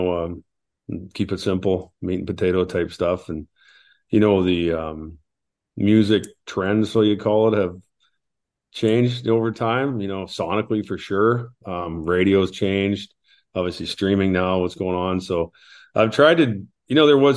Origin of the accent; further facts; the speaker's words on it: Canada; also born or lived in Australia / Nashville, United States; now in Alberta, Canada; My mom's from Canada. And so I do have a dual citizenship, but you know, I'm proud to be from Canada, and I'm proud to be from, I live in Alberta.